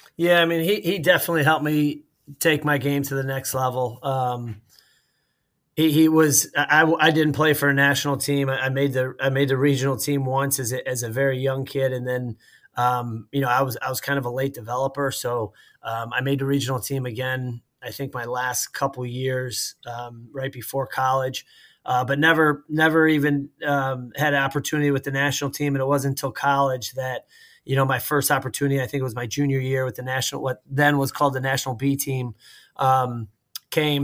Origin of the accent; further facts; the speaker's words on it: Warren, Michigan, United States; moved away as an adult; now in Columbus, United States; growing up in Warren, my uh, my neighbor across the street played soccer